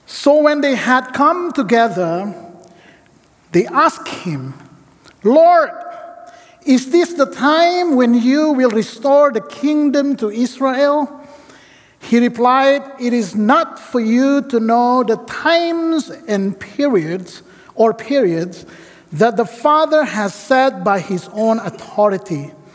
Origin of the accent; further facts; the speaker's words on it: Indonesia; moved away as an adult; now in Portland, United States; I come from Indonesia